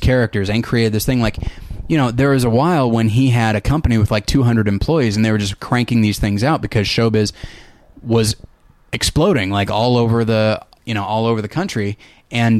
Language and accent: English; California, United States; I grew up in California